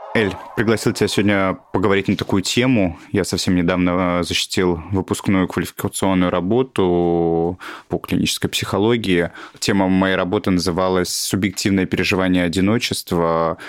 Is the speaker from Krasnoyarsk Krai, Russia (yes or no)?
no; Tolyatti, Samara Oblast, Russia; moved away; в моем городе еще, я из Тольятти, а это были 90-е